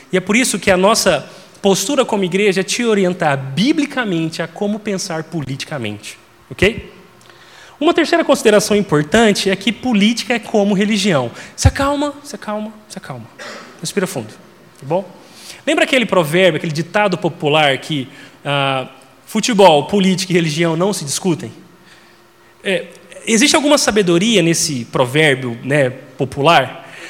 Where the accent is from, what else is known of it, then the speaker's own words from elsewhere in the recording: interior of Minas Gerais, Brazil; eu sou mineiro do interior de Minas